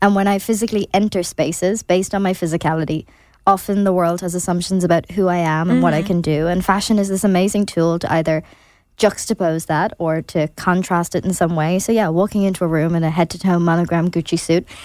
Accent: Ireland; as Irish people

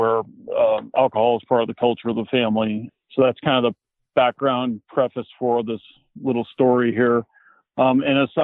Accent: Sacramento, California, United States; also born or lived in Plumas County, California; I grew up in the Sacramento area in Northern California

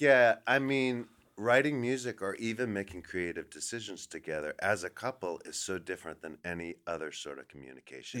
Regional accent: Los Angeles, California, United States; also born or lived in Silver Lake, Los Angeles; now in New York, United States; I live in New York, but I grew up here in Los Angeles

